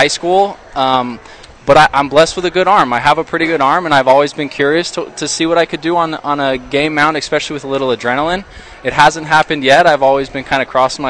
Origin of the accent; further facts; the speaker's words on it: Utah, United States; I'm from Utah, so yeah. I mean, I grew up playing at elevation